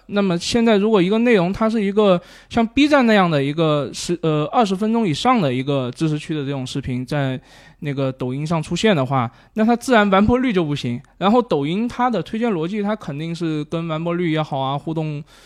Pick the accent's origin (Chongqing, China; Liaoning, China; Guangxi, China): Guangxi, China; 我广西人嘛